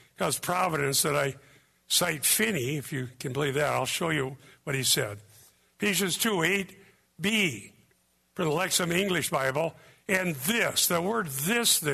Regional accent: Iowa, United States; I was born in Iowa

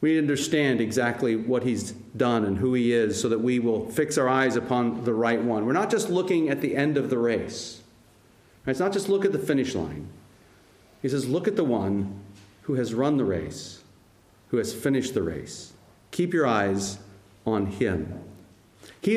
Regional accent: United States; I'm American

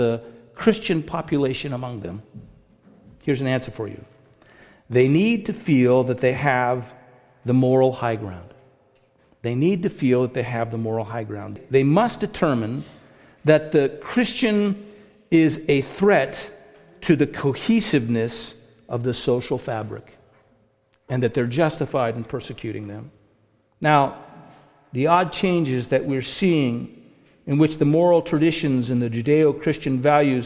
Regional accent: United States; also born or lived in Canada; being an American

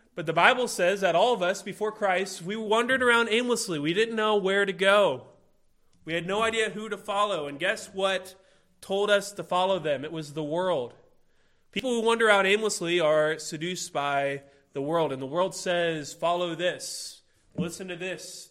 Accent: Illinois, United States; I'm from Illinois, and so everybody around there is a Chicago Bulls fan

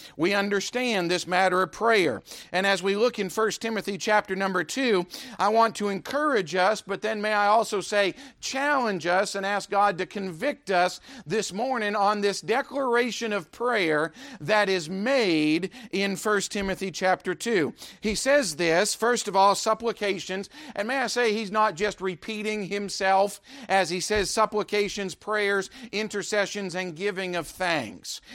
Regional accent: United States; I'm an American

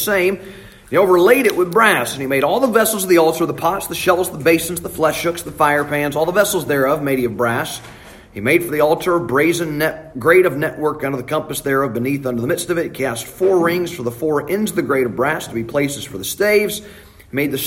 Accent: Alabama, United States; I'm from Alabama

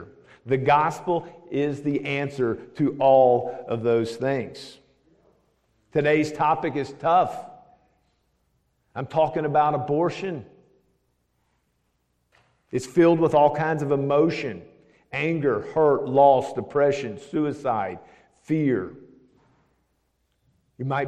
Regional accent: Nashville, Tennessee, United States; also born or lived in Knoxville / Franklin; now in Smyrna, United States; I'm from right here, believe it or not. I'm an old Nashvilleian. I've been here for over 50 years. I grew up in South Nashville

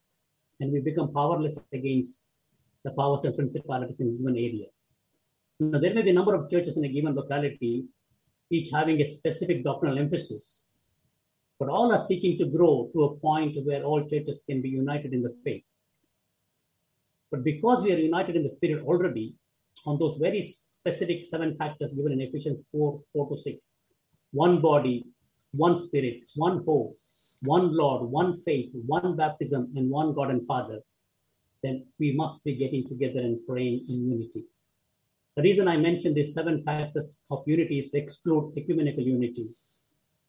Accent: India; I come from India

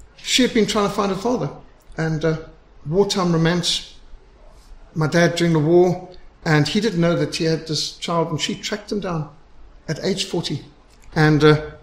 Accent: Zimbabwe; I was brought up in Rhodesia.

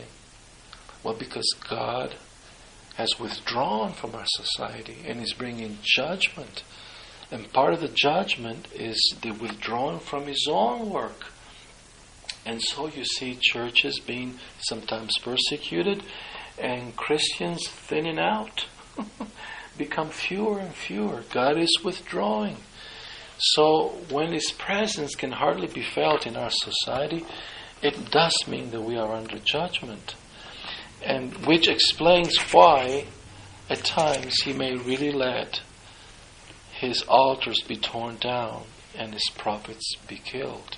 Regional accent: Italy; I'm from Italy

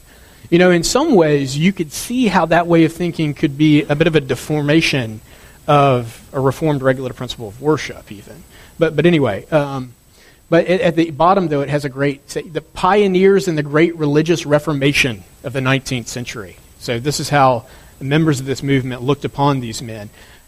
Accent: the South, United States; being a Southerner, I have to tell you a story now about my own experiences with revivalism.

